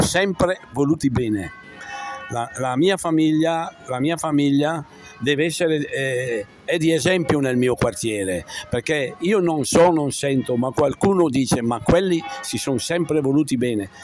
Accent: Cremignane, Lombardy, Italy; Io sono nato a Cremignane di Seo e, e, ho frequentato da piccolo, sin da piccolo, il catechismo con Don Vito Palazzini

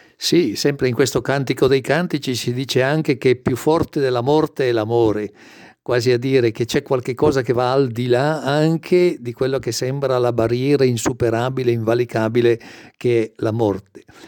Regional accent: Brescia, Lombardy, Italy; io sono nato e cresciuto a Brescia

